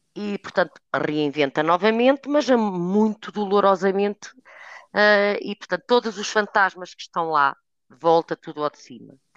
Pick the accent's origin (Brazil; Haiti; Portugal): Portugal; Trás-os-Montes; moved away as an adult; also born or lived in Porto; regresso atrás dos montes, de onde eu sou originária